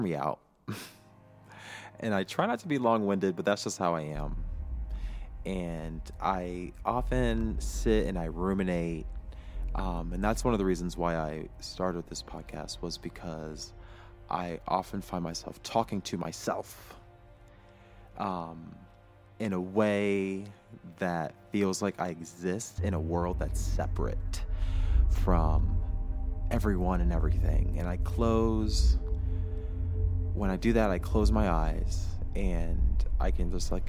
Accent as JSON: {"language": "English", "country": "United States"}